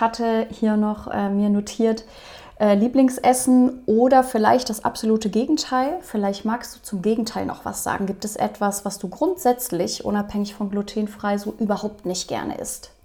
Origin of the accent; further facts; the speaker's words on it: Rhineland, Germany; Ich komme hier auch aus dem Rheinland, von daher Karneval. Ich bin auch mit groß geworden.